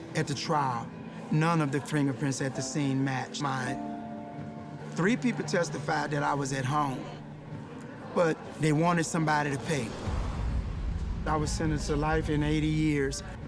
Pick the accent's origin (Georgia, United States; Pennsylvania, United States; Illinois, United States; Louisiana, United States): Louisiana, United States; I'm from Louisiana